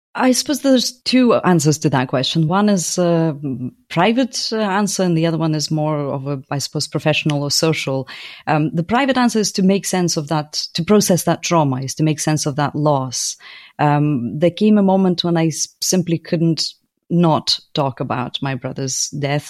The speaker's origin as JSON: {"language": "English", "town": "Lviv", "region": "Lviv Oblast", "country": "Ukraine", "tie": "born or raised there", "moved": "yes", "lives_now": "London, United Kingdom", "said": "it's in Lviv, in my hometown"}